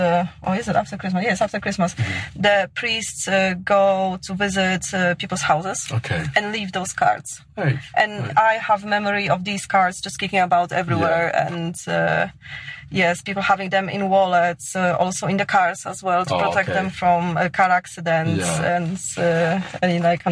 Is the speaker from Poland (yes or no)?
yes; Poland; moved away as an adult; now in Scotland, United Kingdom